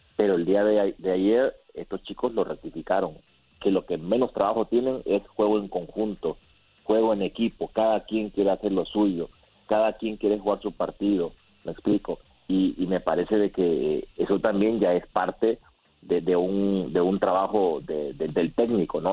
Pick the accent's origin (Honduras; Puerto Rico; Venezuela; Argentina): Honduras; como hondureño que soy